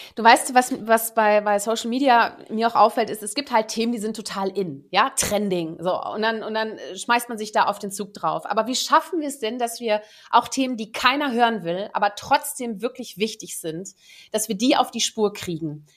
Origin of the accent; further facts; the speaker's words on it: Germany; first language Dutch; German is a second language; also born or lived in Netherlands; Ich bin ja eigentlich gebürtige Niederländerin und bin mit sieben dann nach Deutschland, äh, neue Freunde, neue Sprache. Ich durfte nicht mehr Niederländisch sprechen, weil ich musste ja jetzt dann erstmal Deutsch lernen